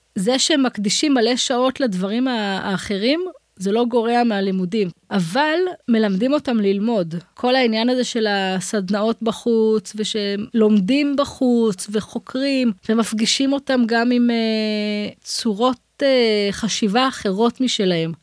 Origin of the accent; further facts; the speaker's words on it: Israel; אני גרה באזור שלי, במושב שגדלתי בו